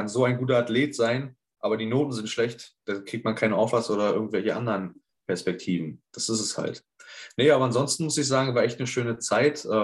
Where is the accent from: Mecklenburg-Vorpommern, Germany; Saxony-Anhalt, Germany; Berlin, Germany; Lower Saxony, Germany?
Mecklenburg-Vorpommern, Germany; Neubrandenburg; born there; now in Neustrelitz, Germany; Ähm, ursprünglich geboren bin ich in Neubrandenburg, in Mecklenburg. Wohnen tue ich jetzt in Neustrelitz in Mecklenburg, sind ungefähr 20 Minuten entfernt.